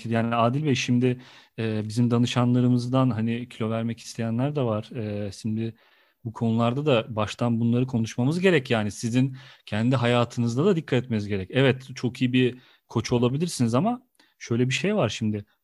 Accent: Kayseri Province, Turkey; Ya evet ben de Kayseriliyim ya.

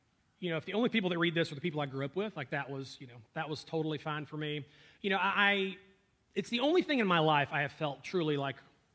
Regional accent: North Alabama, United States; grew up in North Alabama.

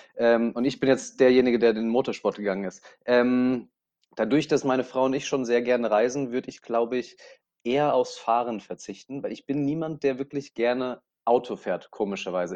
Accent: Aschaffenburg, Bavaria, Germany; moved away as an adult; now in Dubai, United Arab Emirates; in meinem Heimatort Aschaffenburg

